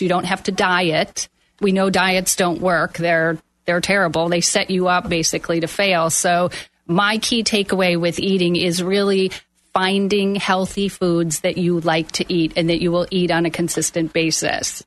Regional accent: Milwaukee, Wisconsin, United States; moved away as an adult; I am from Milwaukee, Wisconsin. I moved down here over 30 years ago

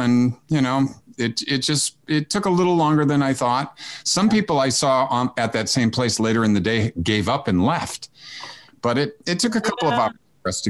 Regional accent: Worcester, Massachusetts, United States; I come from Abbie Hoffman land.

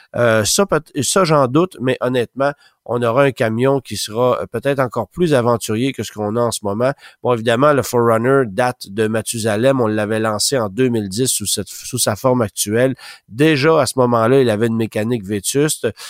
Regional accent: Canada; chez nous au Canada

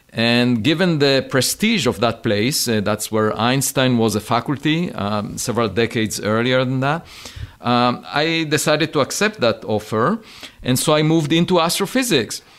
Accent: Israel; Yeah, so I grew up on a farm. Uh, I used to collect eggs every afternoon, uh, and uh, on weekends I used to go to the hills of my village

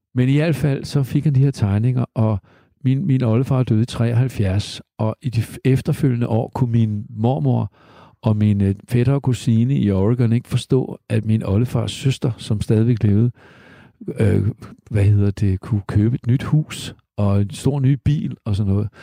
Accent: Denmark; also born or lived in United States; jeg er jo halvt amerikaner, øh, i den forstand, at min mor var amerikaner og flyttede hertil i 51 med mig i maven, og en dansk far på siden.

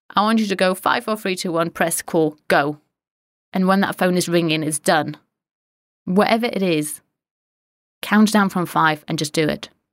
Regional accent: Poland; moved away; I'm Polish.

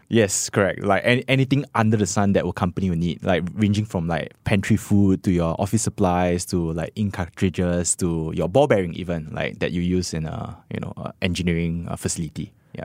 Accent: Singapore; as Singaporean

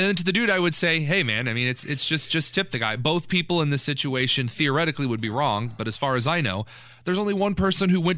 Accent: New Castle, Indiana, United States; I grew up near Newcastle, Indiana. I went to Los Amigos in Newcastle for 18 years of my life

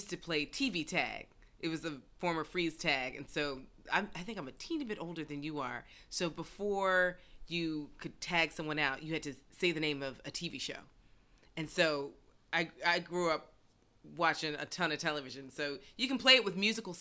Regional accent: Northeast, United States; I grew up in the Northeast

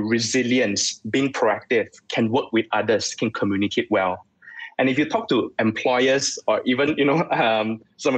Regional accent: Subang Jaya, Selangor, Malaysia; I grew up in Subang, Subang Sagway

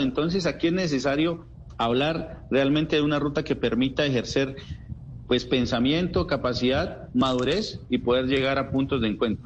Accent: Puracé, Cauca, Colombia; yo soy del municipio de Puracé

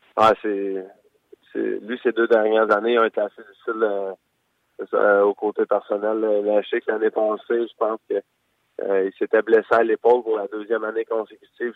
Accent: Quebec, Canada; now in St. Louis, United States; en Québécois, on se fait tout le qu'on on est des Français, puis c'est des, des grenouilles, des frogs

